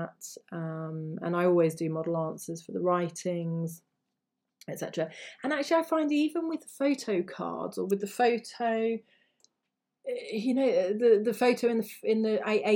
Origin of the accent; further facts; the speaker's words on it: England, United Kingdom; I'm just an English person who's learned those languages